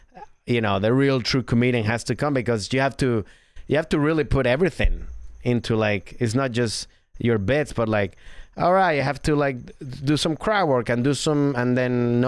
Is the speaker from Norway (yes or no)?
yes; Norway; accent: Norwegian; English is a second language; moved away as an adult; now in Nottingham, United Kingdom; Well, I'm not from I'm from Norway, but I've lived now in Nottingham for 5 years.